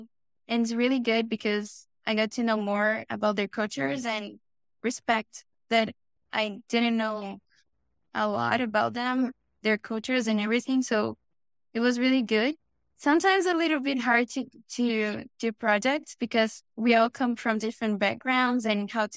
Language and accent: English; São Paulo, Brazil; English is a second language; moved away as an adult; now in Toronto, Canada; I'm actually from Sao Paulo.